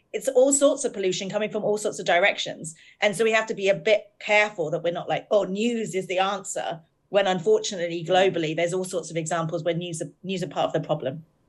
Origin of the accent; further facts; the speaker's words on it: United Kingdom; we're both British